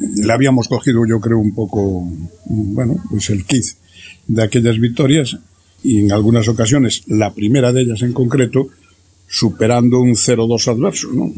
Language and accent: Spanish; Corcubión, Galicia, Spain; now in A Coruña, Spain; Yo soy de Corcubión